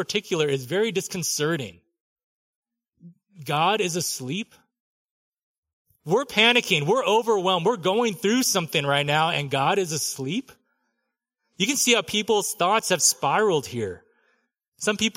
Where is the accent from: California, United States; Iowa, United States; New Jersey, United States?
California, United States; Southern; I grew up in Southern California